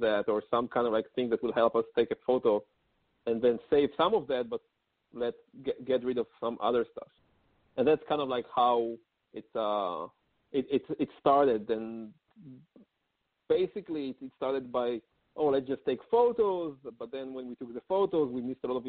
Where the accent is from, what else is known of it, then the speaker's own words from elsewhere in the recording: Israel; moved away as an adult; also born or lived in New York City, United States; now in Palo Alto, United States; I'm originally from Israel, and about 6 years ago, I moved with my family to New York City